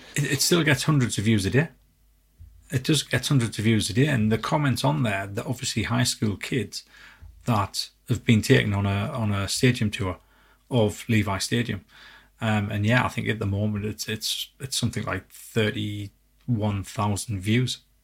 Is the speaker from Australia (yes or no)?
no; England, United Kingdom; we're from England